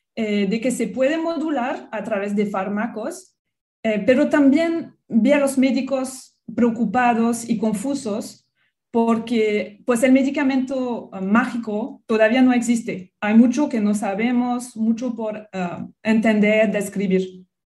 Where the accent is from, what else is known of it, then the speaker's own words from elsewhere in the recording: France; Spanish is a second language; also born or lived in Australia; now in Mexico; soy francesa. Mi acento, pues creo que nunca se va a ir